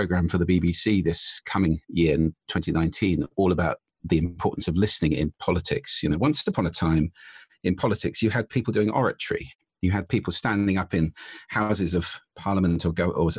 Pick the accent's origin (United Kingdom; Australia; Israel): United Kingdom; as a Brit